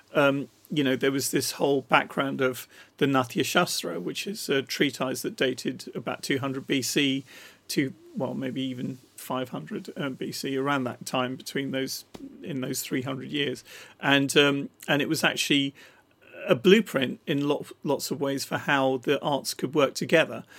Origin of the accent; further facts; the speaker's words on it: Rochester, South East England, United Kingdom; I grew up in Rochester in Kent, and and the the actual place I lived in was Borstal